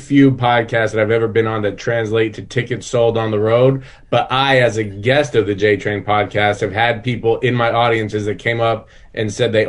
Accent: Denver, Colorado, United States; moved away; Yeah, I'm from Denver.

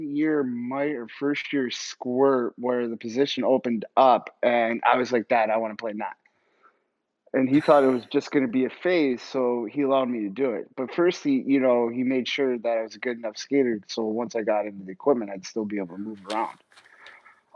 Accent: Ogdensburg, New York, United States; moved away; growing up in Ogdensburg, New York, in upstate New York

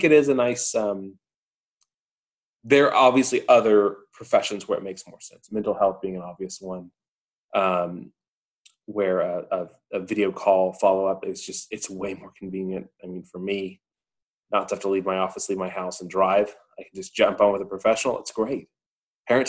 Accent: Georgia, United States; my home state of Georgia

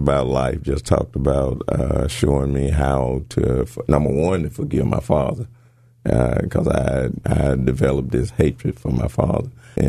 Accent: Hernando, Mississippi, United States; Yes, Hernando.

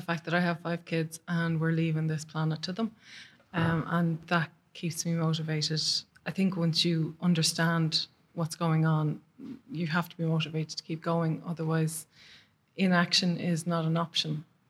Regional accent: Dublin, Leinster, Ireland; now in Clare, Ireland; I grew up in Dublin. I now live in Clare.

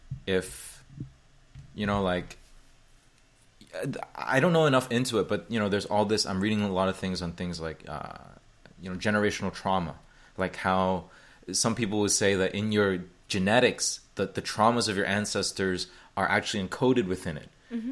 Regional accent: Hong Kong; born there; also born or lived in Indonesia / Taiwan / Beijing, China; So people here probably know this already, but I was born in Hong Kong, and I've lived in, when I say live, I'm going to say like over a year, let's say. So then in that case, I would consider Indonesia, Taiwan, and Beijing primarily.

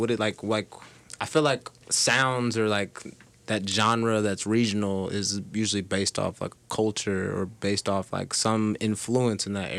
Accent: the South, United States; cause like I'm from the South, so like I go down there and they always think I'm like you fucking Yankee.

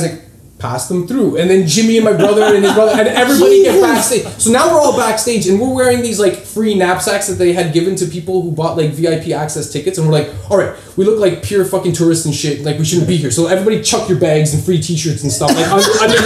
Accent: Toronto, Ontario, Canada; I was from Toronto

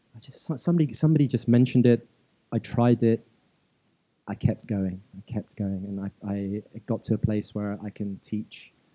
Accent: London, United Kingdom; also born or lived in Malawi; I was born in Malawi in in uh, East Africa. I, am Indian by ethnicity, um, and I grew up in London.

